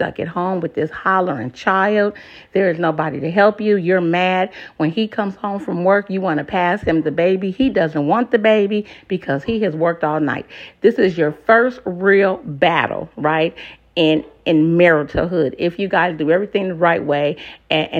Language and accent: English; West Coast, United States; now in Moyock, United States; I'm from the West Coast